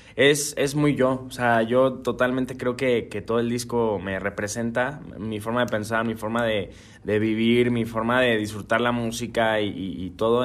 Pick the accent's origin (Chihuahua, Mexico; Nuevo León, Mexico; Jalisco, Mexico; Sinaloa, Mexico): Jalisco, Mexico; Guadalajara; Feliz de estar acá en mi tierra